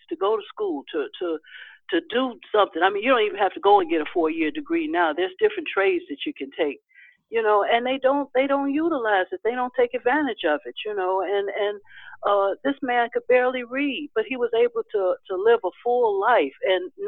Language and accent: English; Chicago, Illinois, United States; on the south side of Chicago